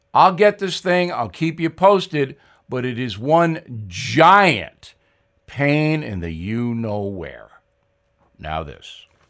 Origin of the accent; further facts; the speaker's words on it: Levittown, New York, United States; when I was raised in Levittown.